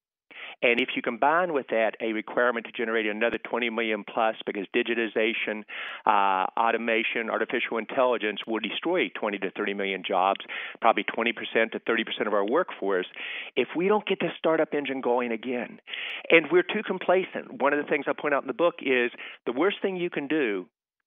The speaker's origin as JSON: {"language": "English", "region": "West Virginia", "country": "United States", "tie": "born or raised there", "also_born_or_lived": "Boston", "moved": "yes", "said": "my home state of West Virginia"}